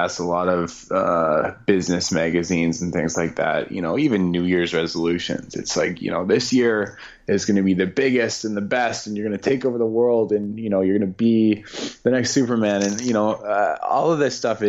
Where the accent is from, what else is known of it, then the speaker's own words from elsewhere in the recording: Canada; I'm Canadian